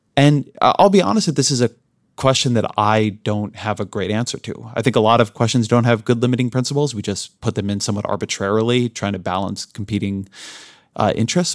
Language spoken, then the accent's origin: English; Southern California, United States; I grew up in Southern California in an immigrant-heavy community